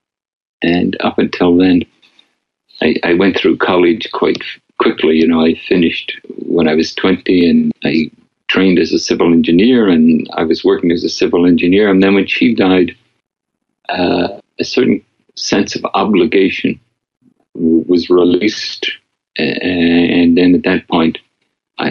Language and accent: English; Northern Ireland, United Kingdom; moved away; growing up in Northern Ireland